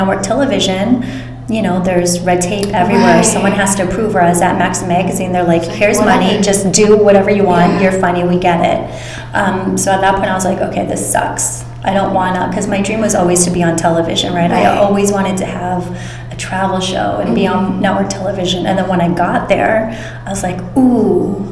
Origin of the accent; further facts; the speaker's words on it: Honolulu, Hawaii, United States; moved away as an adult; also born or lived in San Francisco; now in Los Angeles, United States; I'm originally from Honolulu, Hawaii, and then I moved to San Francisco for undergrad